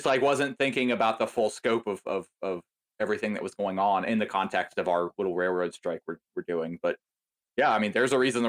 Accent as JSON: {"language": "English", "region": "the South", "country": "United States", "tie": "born or raised there", "said": "Dude, I grew up in the South"}